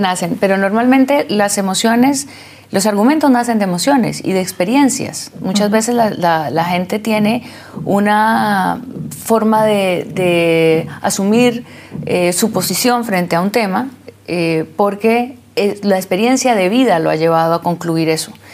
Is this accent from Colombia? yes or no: yes; Colombia; como colombianos y como latinoamericanos